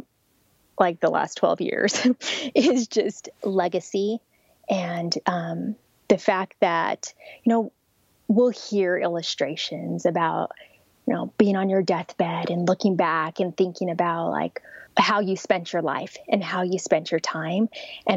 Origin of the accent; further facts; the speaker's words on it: Albuquerque, New Mexico, United States; moved away; I'm actually from Albuquerque, New Mexico, which is right near Rio Rancho